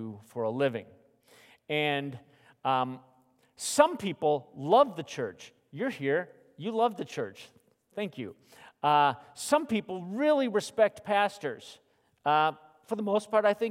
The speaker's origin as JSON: {"language": "English", "town": "Phoenix", "region": "Arizona", "country": "United States", "tie": "born or raised there", "moved": "yes", "said": "growing up in Phoenix"}